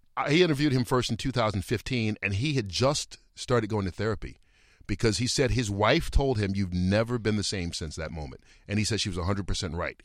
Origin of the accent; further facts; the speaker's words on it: Atlanta, Georgia, United States; now in Los Angeles, United States; I grew up in Atlanta